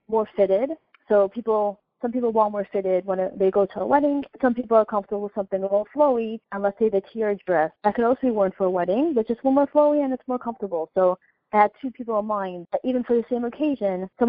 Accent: New York City, New York, United States; I grew up in Brooklyn

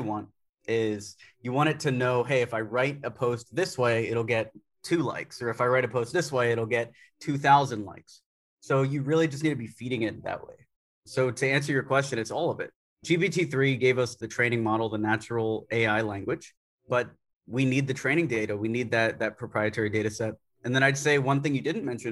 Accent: Tampa, Florida, United States; moved away as an adult; now in New Delhi, India; I was born in Tampa, Florida

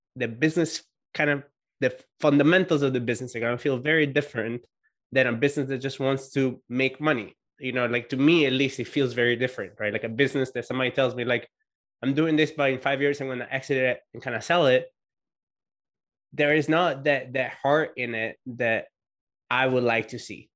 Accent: Italy; being Italian

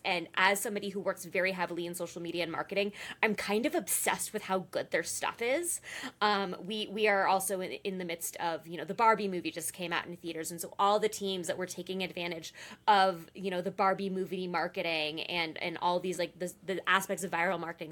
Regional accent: California, United States; moved away as an adult; also born or lived in Alabama; now in Arizona, United States; I grew up in California

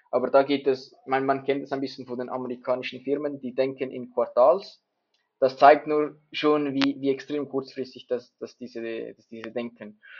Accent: Switzerland; dass ich als Schweizer eher ein bisschen konservativ unterwegs bin.

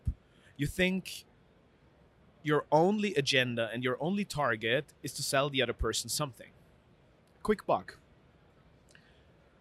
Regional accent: Vienna, Austria; I grew up in Vienna, which is a beautiful city, but in a very easy family setting

